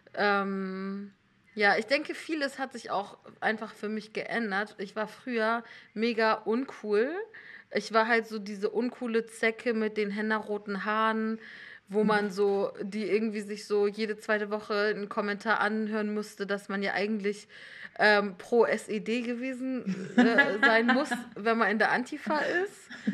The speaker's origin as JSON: {"language": "German", "area": "Hamburg commuter belt", "region": "Northern Germany", "country": "Germany", "tie": "born or raised there", "second_language": "German", "moved": "as an adult", "said": "ich komme aus Norddeutschland ähm, und habe so Abi gemacht in so einer CDU-City mhm. im Hamburger Speckgürtel."}